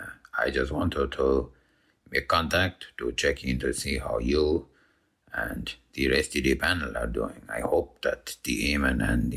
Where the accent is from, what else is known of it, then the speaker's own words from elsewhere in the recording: Brazil; born there; I go to apply and then I needed my birth certificate to say that I was born in Brazil.